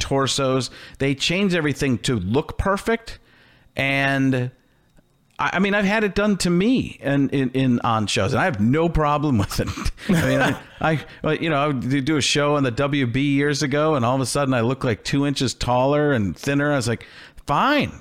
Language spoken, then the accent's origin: English; Midwest, United States; I grew up in the Midwest.